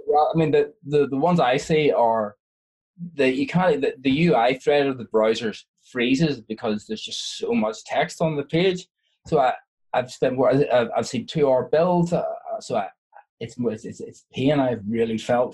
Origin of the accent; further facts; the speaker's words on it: Ireland; I'm Irish